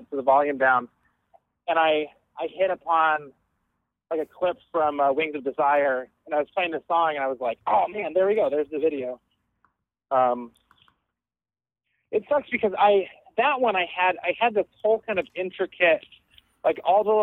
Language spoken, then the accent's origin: English; Denver, Colorado, United States; I'm from Denver too